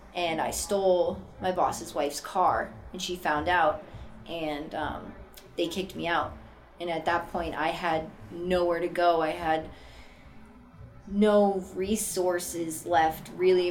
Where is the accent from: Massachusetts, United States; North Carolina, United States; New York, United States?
Massachusetts, United States; Boston; I'm originally from Boston, Massachusetts, born and raised